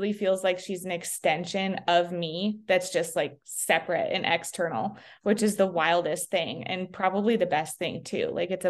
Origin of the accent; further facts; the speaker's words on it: Sheridan, United States; We are from Sheridan.